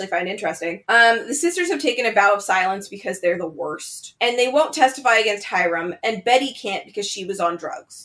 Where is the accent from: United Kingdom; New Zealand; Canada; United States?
Canada; we're Canadian